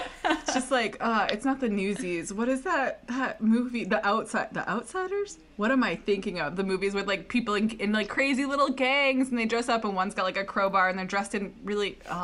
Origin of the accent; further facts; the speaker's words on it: Brockton, Massachusetts, United States; I'm from Brockton, Mass.